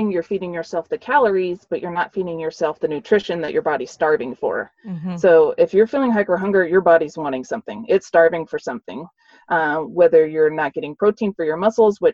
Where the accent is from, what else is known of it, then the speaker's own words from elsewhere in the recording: the South, United States; I grew up in the South